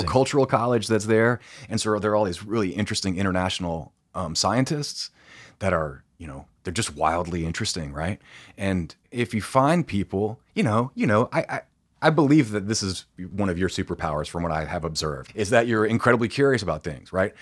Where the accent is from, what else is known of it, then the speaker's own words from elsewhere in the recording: Tifton, Georgia, United States; moved away as an adult; also born or lived in Europe; now in Atlanta, United States; I grew up in a very small town in South Georgia.